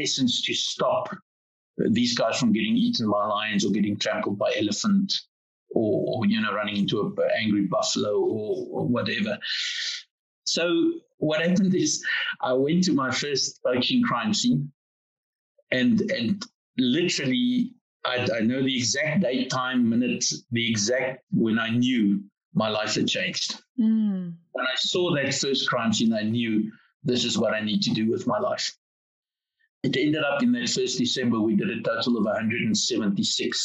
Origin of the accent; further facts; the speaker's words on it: South Africa; being South African guys